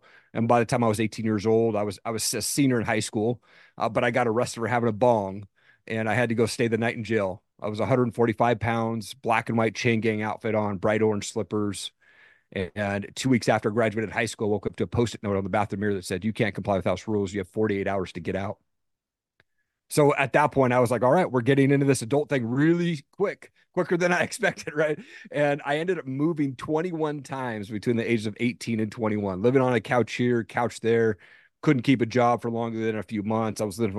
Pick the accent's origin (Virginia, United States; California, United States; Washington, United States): Washington, United States; Tri-Cities; Yeah, I grew up in Eastern Washington, a place called Tri-Cities.